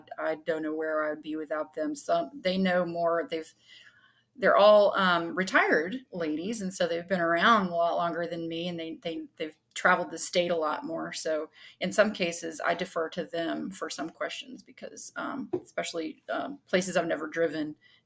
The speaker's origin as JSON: {"language": "English", "area": "Caswell County", "region": "North Carolina", "country": "United States", "tie": "born or raised there", "said": "I grew up here in Caswell County"}